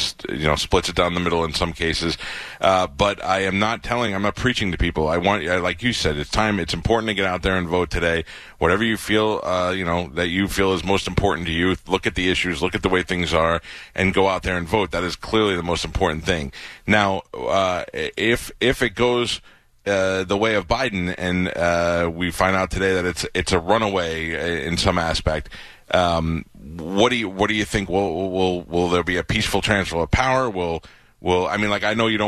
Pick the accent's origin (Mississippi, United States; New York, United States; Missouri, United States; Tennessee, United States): New York, United States; New York City; moved away; I grew up there in New York